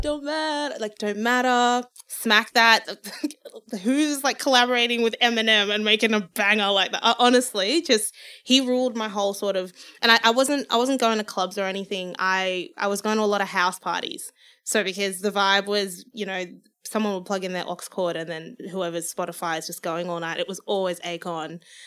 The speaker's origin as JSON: {"language": "English", "country": "Zimbabwe", "moved": "yes", "said": "I can be proud of being from Zimbabwe. I wanna sing in my native language"}